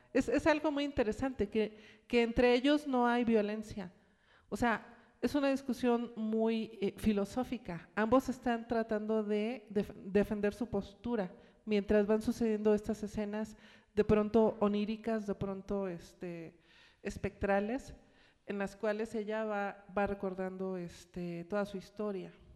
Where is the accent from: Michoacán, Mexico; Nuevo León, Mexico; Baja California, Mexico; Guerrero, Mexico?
Guerrero, Mexico; Acapulco; moved away; mi ciudad natal, en la cual vivía en ese entonces, Acapulco